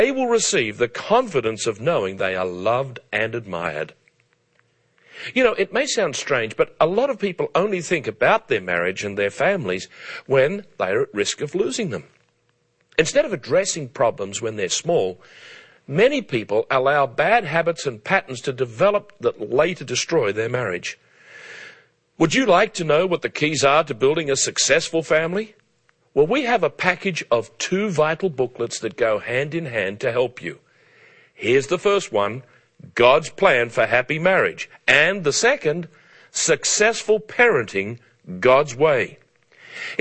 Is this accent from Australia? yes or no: yes; Australia; as a boy growing up in Australia in the 1950s